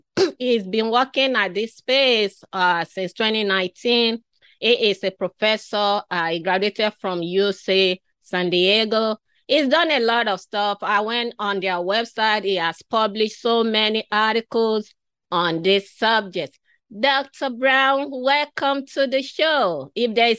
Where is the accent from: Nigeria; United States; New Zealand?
Nigeria; moved away; I was originally from Africa, from western part of Africa. I was born, my earlier childhood was in that community.